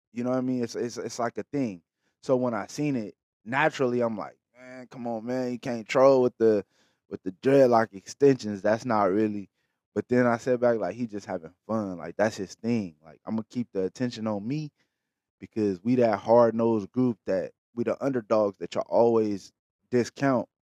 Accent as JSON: {"language": "English", "region": "California", "country": "United States", "said": "I'm from California, that's damn near my backyard"}